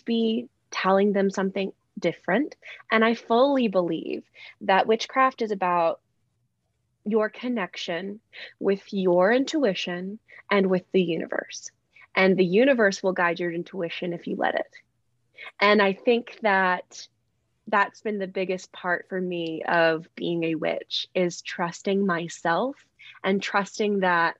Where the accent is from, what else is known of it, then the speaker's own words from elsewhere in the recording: Alabama, United States; So I'm from Alabama. I know you can hear my very heavy accent. But no, I'm from Alabama. And so I grew up